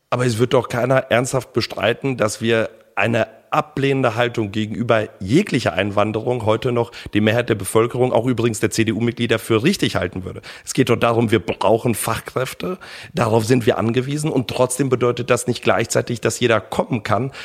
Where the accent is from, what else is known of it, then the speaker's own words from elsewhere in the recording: Germany; Ich bin nicht in Deutschland geboren. Meine Eltern sind nach Deutschland gekommen, als ich drei Jahre alt war